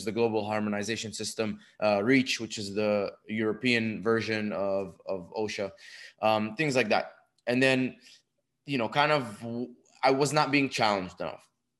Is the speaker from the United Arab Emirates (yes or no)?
yes; Dubai, United Arab Emirates; moved away as an adult; also born or lived in Egypt; now in United States; I was born in Egypt, raised in Dubai. When I was 18, moved to the United States for college